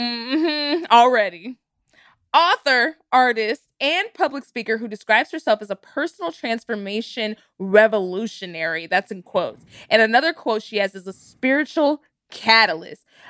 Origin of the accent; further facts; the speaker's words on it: Texas, United States; I grew up in Texas